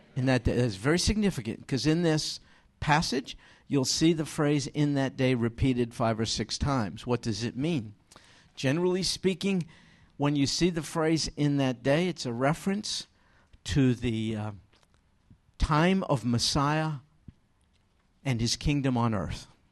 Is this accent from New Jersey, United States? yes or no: no; New York, United States; moved away; I'm from New York